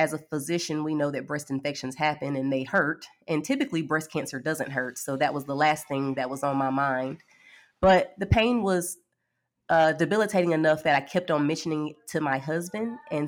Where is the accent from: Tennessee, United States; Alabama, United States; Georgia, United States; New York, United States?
Alabama, United States; Birmingham; I am from Birmingham, Alabama. I am 40 years old, and I am married with 3 children.